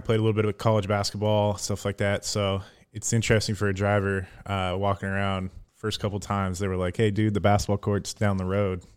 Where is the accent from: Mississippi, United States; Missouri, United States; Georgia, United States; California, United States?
California, United States; Sacramento; moved away; originally from, uh, Sacramento area out in California.